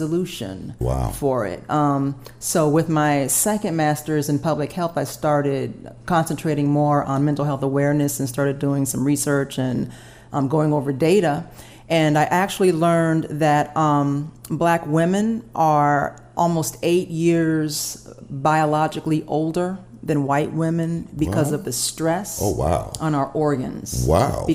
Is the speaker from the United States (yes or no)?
yes; Atlanta, Georgia, United States; growing up in Atlanta